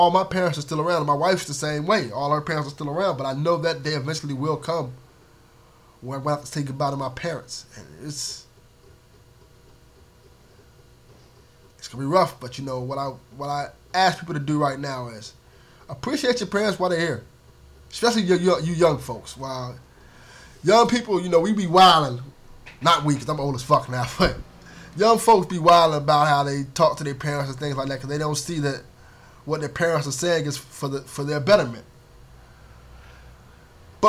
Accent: Miami, Florida, United States; I grew up a poor black kid from Miami, Florida. You know, the streets, I grew up in Liberty City

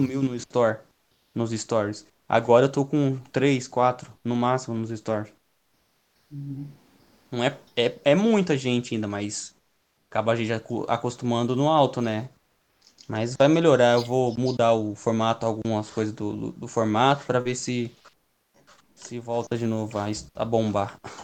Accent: Campinas, São Paulo, Brazil; Eu sou de Campinas

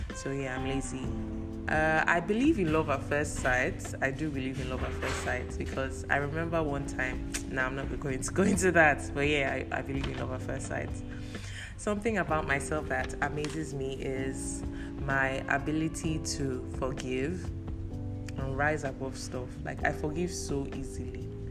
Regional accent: Cross River, Nigeria; moved away; Efik. I'm from Cross River State

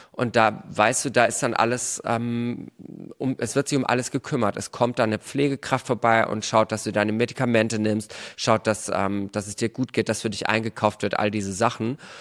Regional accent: Germany; bei uns in Deutschland

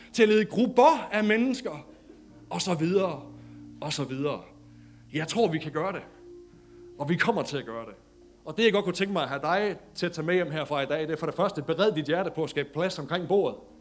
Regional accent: Denmark; som dansker

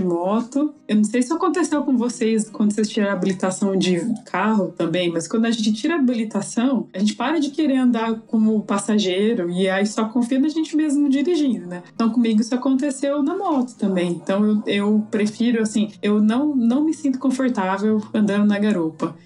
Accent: Cosmópolis, São Paulo, Brazil; now in Brasília, Brazil; eu nasci em Cosmópolis, no interior de São Paulo, e atualmente moro em Brasília

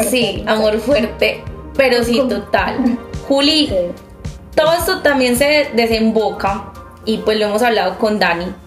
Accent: Medellín, Antioquia, Colombia; las tres somos de Medellín, de una ciudad donde es bastante complejo ser uno, pero mucho más complejo ser uno y no ser heterosexual, como lo dicta nuestra sociedad.

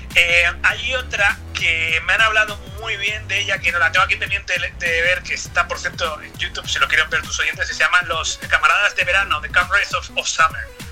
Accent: Spain

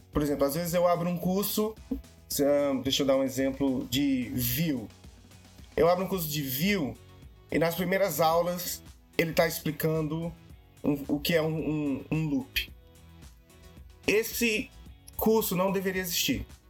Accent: Fortaleza, Ceará, Brazil; now in London, United Kingdom; eu sou de Fortaleza, no Ceará

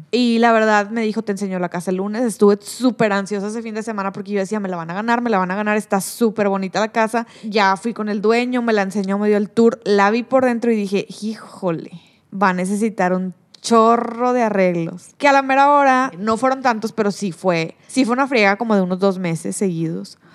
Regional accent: Cadereyta Jiménez, Nuevo León, Mexico; moved away; also born or lived in Monterrey, Mexico; Como yo soy de Cadereita, pues en Cadereita mi mamá sí me llevaba donde yo quisiera, pero en Monterrey para mi mamá todo era muy lejos

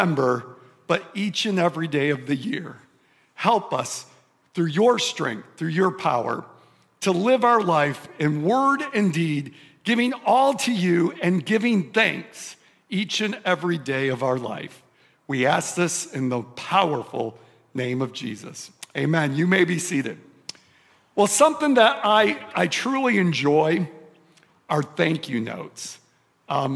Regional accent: Michigan, United States; I grew up in Michigan

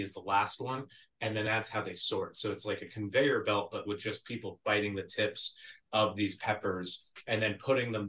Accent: Arizona, United States; growing up in Arizona

